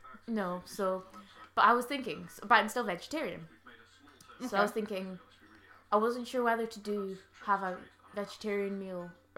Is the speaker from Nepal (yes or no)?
no; Inverurie, Scotland, United Kingdom; born or raised there